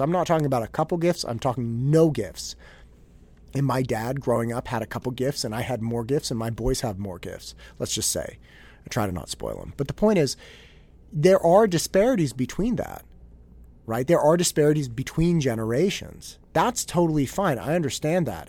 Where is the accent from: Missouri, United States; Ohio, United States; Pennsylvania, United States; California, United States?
California, United States; Concord; now in Danville, United States; I didn't grow up in Danville. I grew up in Concord